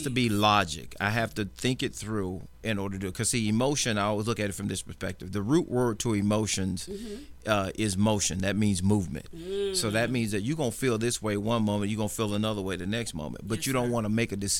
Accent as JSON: {"language": "English", "region": "Arkansas", "country": "United States", "moved": "as an adult", "lives_now": "Georgia, United States", "said": "I'm originally from Arkansas"}